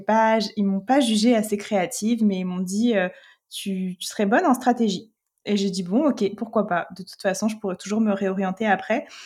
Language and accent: French; France; moved away as an adult; now in Quebec, Canada; en tant que Français, Française